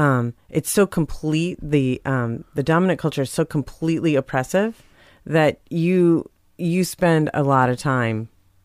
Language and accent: English; Minnesota, United States; moved away; also born or lived in Portland; I'm too Minnesotan for that.